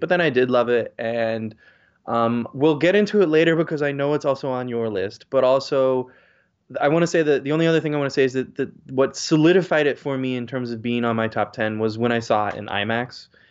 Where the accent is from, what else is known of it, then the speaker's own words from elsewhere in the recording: United States; as an American